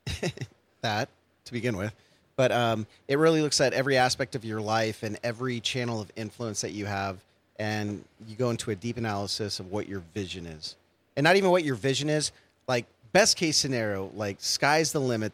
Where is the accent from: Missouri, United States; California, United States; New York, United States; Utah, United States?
California, United States; San Francisco Bay Area; now in Long Beach, United States; I'm from the Bay Area